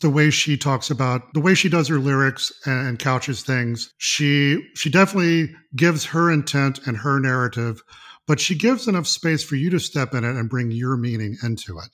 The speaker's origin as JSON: {"language": "English", "region": "Mississippi", "country": "United States", "tie": "born or raised there", "said": "I was born and raised in Mississippi"}